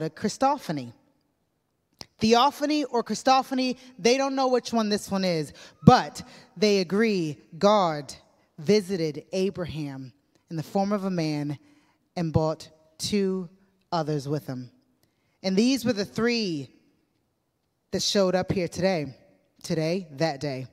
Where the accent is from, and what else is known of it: United States; moved away as an adult; now in Northern Ireland, United Kingdom